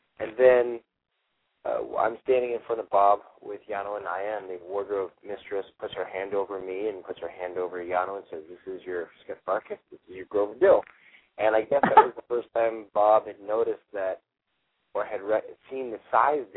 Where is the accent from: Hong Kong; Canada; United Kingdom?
Canada; Toronto, Ontario; moved away as an adult; now in Los Angeles, United States; I was from Toronto, and I auditioned against 300-400 other kids